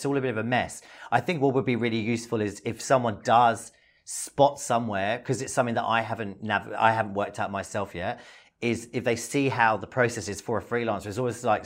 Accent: London, United Kingdom; now in Australia; I'm from London

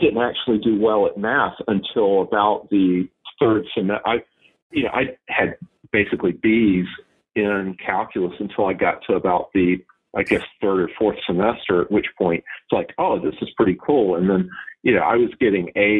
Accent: North Carolina, United States; also born or lived in Seymour Johnson Air Force Base, North Carolina; now in Savannah, United States; growing up in North Carolina with the mountains and the rocks

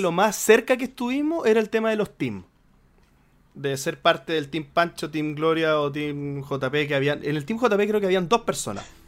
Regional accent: Viña del Mar, Valparaíso, Chile; soy de Viña

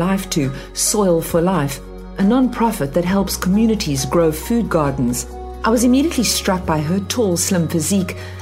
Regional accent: South Africa; Growing up in South Africa

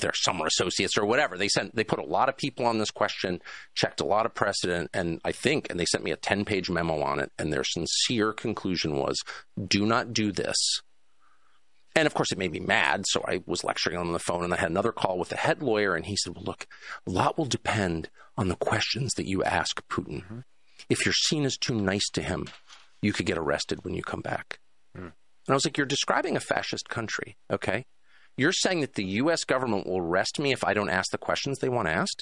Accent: United States; I'm American, and I've lived here my whole life

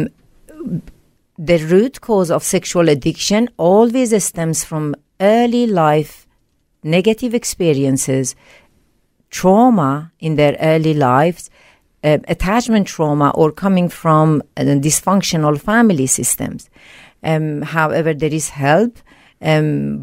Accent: Sweden; English is a second language; moved away as an adult; also born or lived in Iran; now in Australia; at a young age, I moved to Sweden.

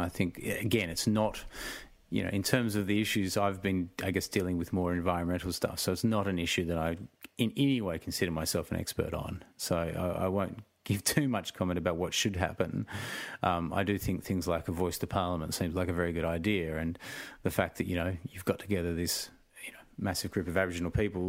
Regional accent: South Africa; moved away; We emigrated here from South Africa, so I guess I did grow up in a household that spoke about race as being an issue.

